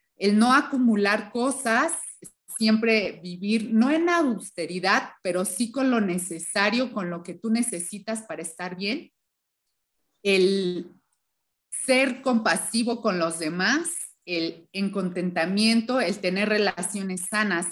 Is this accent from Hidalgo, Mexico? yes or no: yes; Hidalgo, Mexico; moved away as an adult; also born or lived in Mexico City; del lugar donde crecí, que es un estado, se llama el estado de Hidalgo, vivía en una comunidad chiquita